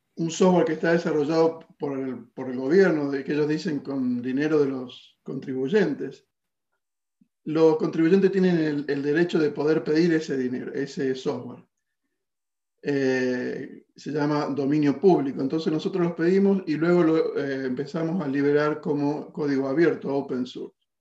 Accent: Argentina; now in California, United States; Yo soy de Argentina, vivo en California.

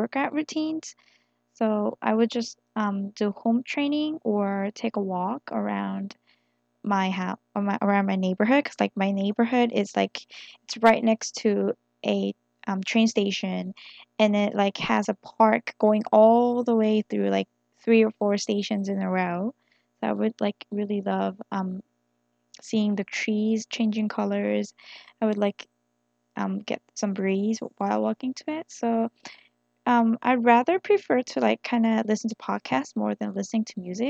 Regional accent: South Korea; English is a second language; born and raised in Korea

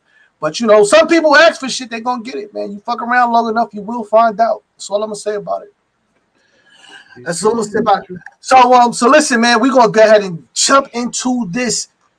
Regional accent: Brooklyn, New York, United States; Hey, I'm from Brooklyn

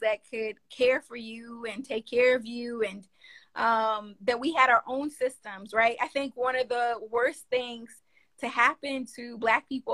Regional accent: New York, United States; accent: northern tongue; I'm from New York. I got this northern tongue

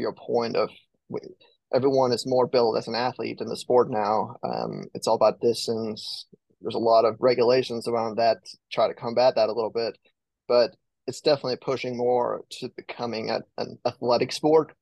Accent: Denmark; moved away as an adult; also born or lived in Arkansas; now in United States; growing up in Denmark

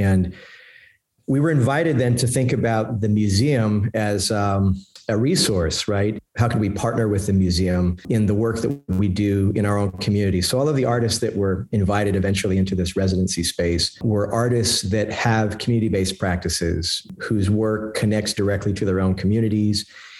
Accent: Puerto Rico; also born or lived in East Harlem, New York; now in New York, United States; I'm from Puerto Rico originally. I live in East Harlem and, you know, an historically Puerto Rican neighborhood.

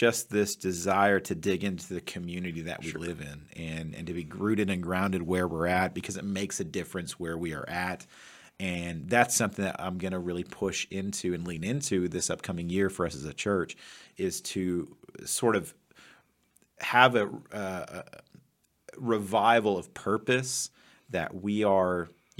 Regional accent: Kansas, United States; also born or lived in Texas; now in Missouri, United States; We moved back to Kansas, and that was sort of a reconnecting with my childhood roots. And now that we're in Missouri

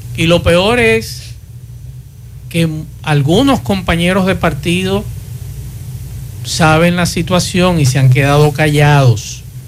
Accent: Santo Domingo, Distrito Nacional, Dominican Republic; now in Santiago, Dominican Republic; mi acta de nacimiento eh, de, Santo Domingo, donde nací

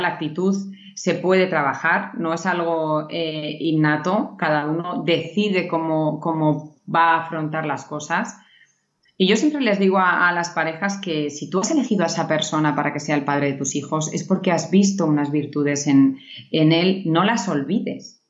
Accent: Navarre, Spain; yo soy de, Navarra

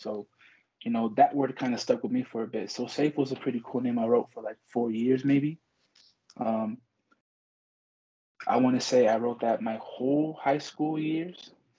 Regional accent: Compton, California, United States; I was born and raised in Los Angeles. Like, that's where I was from. I'm born and raised there. Compton specifically

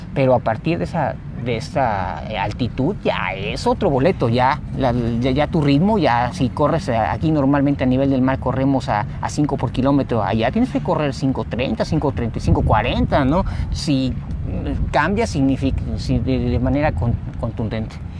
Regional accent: Mexico City, Mexico; now in Cancún, Mexico; yo soy nativo de la Ciudad de México, pero ya tengo 22 años viviendo, bueno, 20 años aquí en, Cancún

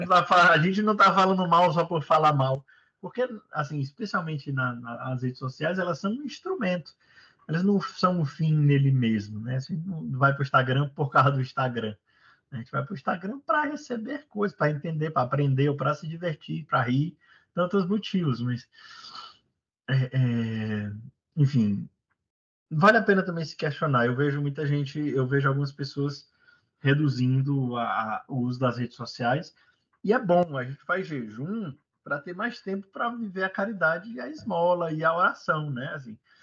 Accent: Brazil; moved away as an adult; ultimamente já faz vinte anos que eu saí do Brasil

